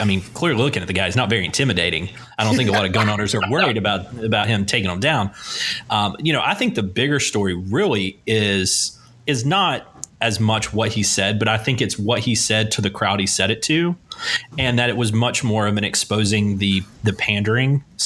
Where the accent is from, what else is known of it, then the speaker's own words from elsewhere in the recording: Asheville, North Carolina, United States; I'm from Buncombe County